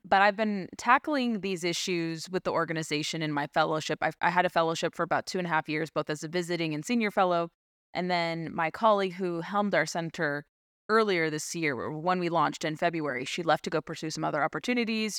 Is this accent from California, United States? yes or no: yes; California, United States; moved away; growing up in California